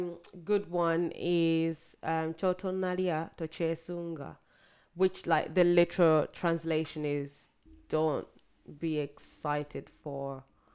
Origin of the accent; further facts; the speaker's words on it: Uganda; first language Luganda; English is a second language; I actually would choose Luganda because, you know, it's my mother tongue. I am a Ugandan girl.